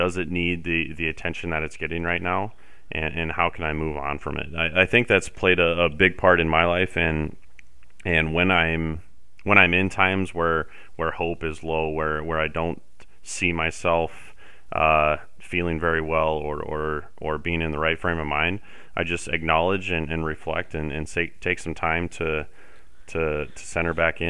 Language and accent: English; Summit, United States; growing up in Summit